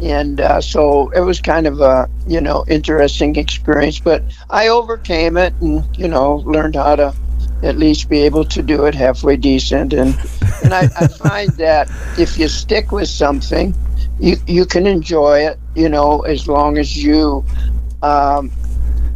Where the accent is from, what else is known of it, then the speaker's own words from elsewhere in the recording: Wisconsin, United States; now in Salt Lake City, United States; I grew up in Wisconsin. I was born and raised in Wisconsin.